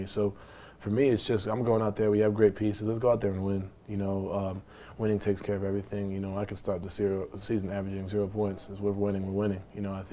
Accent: New York, United States; I'm from New York, from the part of that quote-unquote generation where all you see is the crossovers, the dunks, and the highlights.

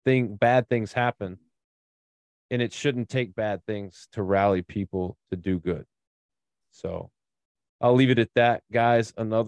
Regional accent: Memphis, Tennessee, United States; moved away; born and raised in Memphis, obviously I don't live there now, but it still holds a very big piece of my heart.

